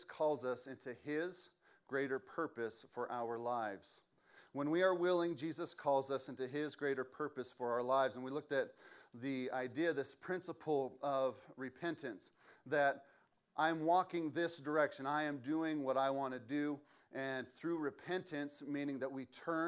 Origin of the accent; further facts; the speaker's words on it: West Valley City, Utah, United States; I grew up in West Valley at the West Valley Campus Church. Grew up there my whole life